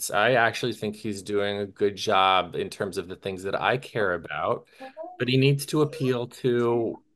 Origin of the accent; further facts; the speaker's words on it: the South, United States; moved away; I grew up in the South, and a lot of people I love from there are Trump supporters